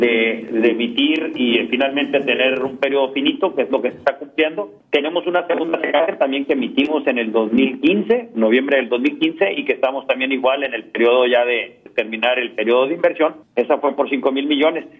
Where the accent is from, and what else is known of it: Tamaulipas, Mexico